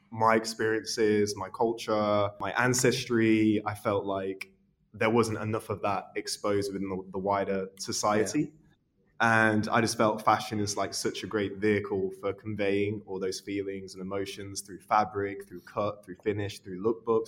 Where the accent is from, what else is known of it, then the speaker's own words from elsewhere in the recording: Leicester, East Midlands, United Kingdom; I was brought up in Leicester